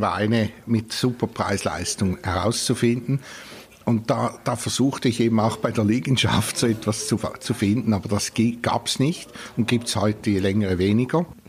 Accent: Switzerland; bei uns in der Schweiz

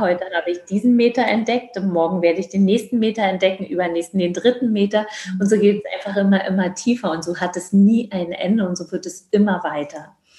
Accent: Georgia; also born or lived in Berlin, Germany / East Germany; now in Germany; auf einer Dienstreise in Berlin geboren worden, bin dann groß geworden in Grusinien. Also die Deutschen nennen es Georgien

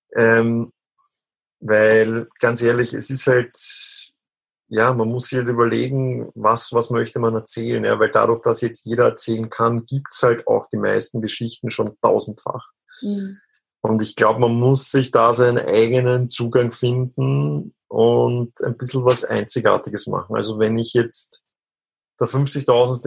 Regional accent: Austria; so als ganz klassischer Österreicher einfach äh, in meiner Kindheit dreimal am Tag äh, Fleisch gegessen

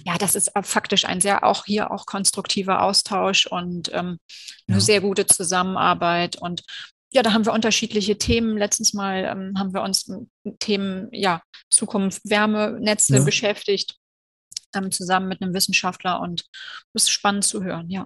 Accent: Cologne, North Rhine-Westphalia, Germany; bin ich in Köln geboren, ich lebe in Köln und ich arbeite in Köln

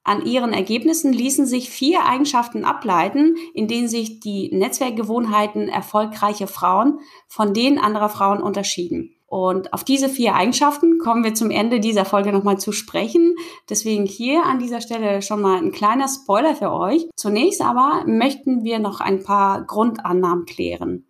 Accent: the North, Northern Germany, Germany; komme ich aus dem Norden und kann mir manchmal das Moin Moin eben nicht verkneifen.

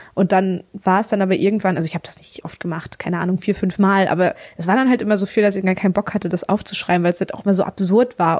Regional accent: Mecklenburg-Vorpommern, Germany; Ich komme tatsächlich aus einem ganz kleinen Örtchen in ähm, Mecklenburg-Vorpommern. Bin richtig das Dorfkind.

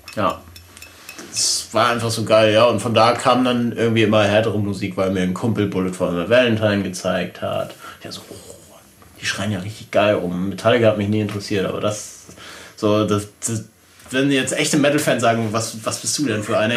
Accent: Glücksburg, Schleswig-Holstein, Germany; habe dann in meinem Heimatort Glücksburg bei Flensburg Gitarrenunterricht genommen

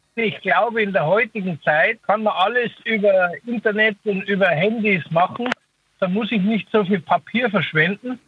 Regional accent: Swabia, Germany; moved away; ich bin gebürtiger Schwabe, ich bin so erzogen

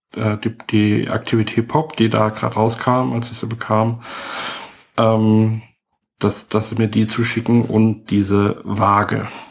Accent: Heidelberg, Baden-Württemberg, Germany; ich bin äh, Heidelberger, also echt hier geboren

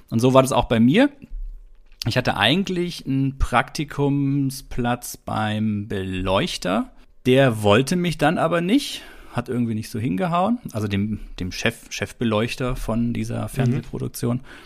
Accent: Stuttgart, Baden-Württemberg, Germany; Stuttgart, also ist ja die Gegend, wo ich herkomme.

